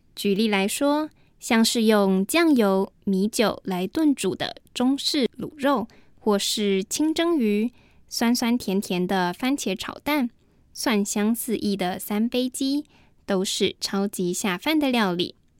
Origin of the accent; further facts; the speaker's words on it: Taiwan; first language Mandarin Chinese; 我是来自台湾的